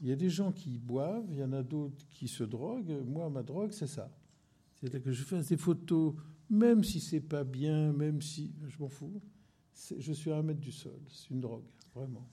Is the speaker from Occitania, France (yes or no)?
no; La Ciotat, Provence-Alpes-Côte d'Azur, France; moved away; also born or lived in Marseille / Corsica; je suis né à Marseille, mais huit jours après, j'étais sur la plage de la Ciotat. Et j'ai vécu toute, toute, ma, toute mon enfance euh, sur cette plage